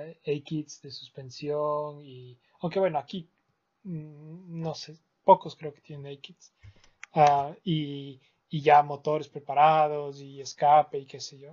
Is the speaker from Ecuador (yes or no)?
yes; Ecuador; nosotros de Ecuador